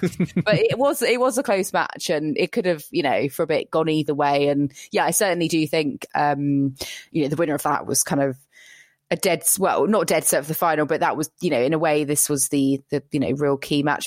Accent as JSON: {"language": "English", "country": "United Kingdom", "said": "as a British person"}